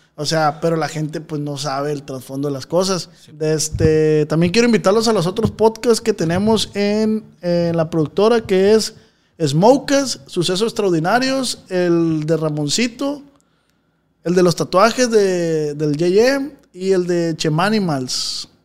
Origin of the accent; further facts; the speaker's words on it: Culiacán, Sinaloa, Mexico; Los que nacimos en Culecán